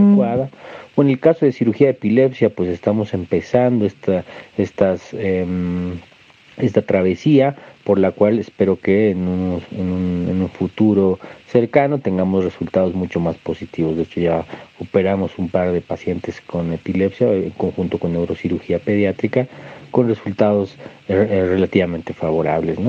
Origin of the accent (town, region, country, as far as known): Bolivia; also born or lived in Mexico